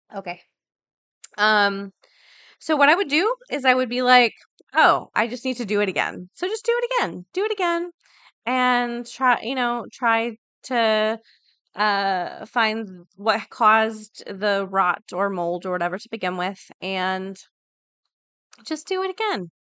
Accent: Florida, United States; I'm from Florida. Everything's flat

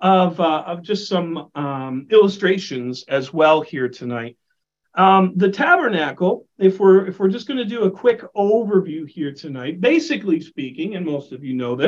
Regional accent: United States; I like to refer to myself as an American mutt

